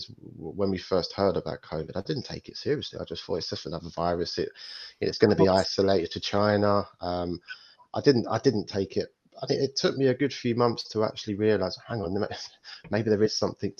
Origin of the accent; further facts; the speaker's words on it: London, United Kingdom; moved away; also born or lived in Midlands; I grew up in, you know, quite a rough area growing up in East London